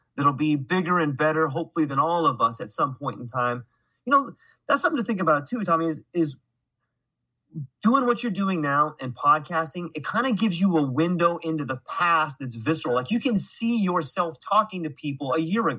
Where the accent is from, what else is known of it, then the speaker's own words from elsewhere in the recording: California, United States; now in Hawaii, United States; I was born and raised in California